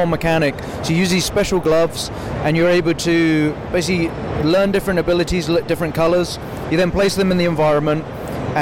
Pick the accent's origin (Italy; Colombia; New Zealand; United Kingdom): United Kingdom; just outside London